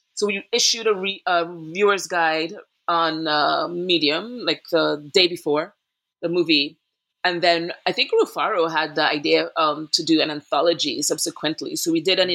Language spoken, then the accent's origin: English; Trinidad & Tobago; moved away as an adult; also born or lived in Boston, Massachusetts; now in Brooklyn, New York, United States; went there for college after growing up in Trinidad and Tobago in the Caribbean